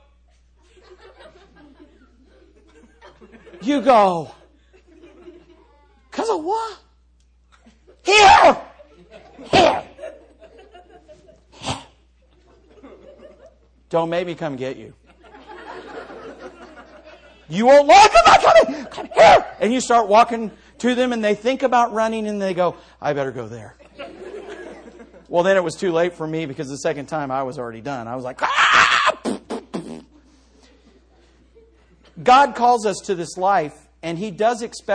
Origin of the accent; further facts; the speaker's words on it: United States; I know I'm an American. I wasn't a person fleeing to America